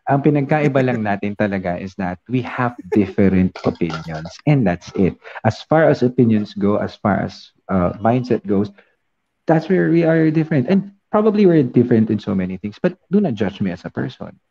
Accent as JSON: {"language": "Tagalog", "country": "Philippines", "said": "I'm Filipino. I understand that I live in the Philippines. I love where I live."}